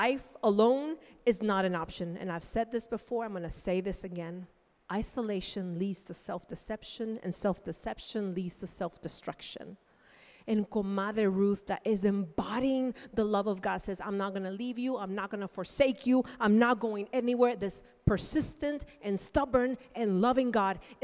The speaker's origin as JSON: {"language": "English", "country": "Nicaragua", "tie": "born or raised there", "moved": "as an adult", "lives_now": "United States", "said": "I grew up in Nicaragua"}